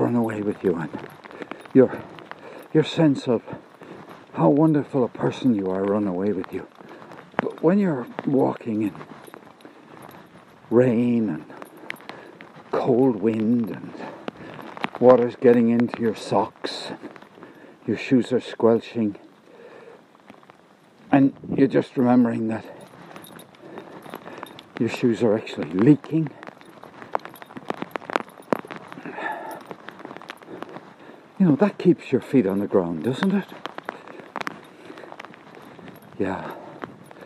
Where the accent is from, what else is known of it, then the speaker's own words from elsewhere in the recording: Cork, Munster, Ireland; Irish in Cork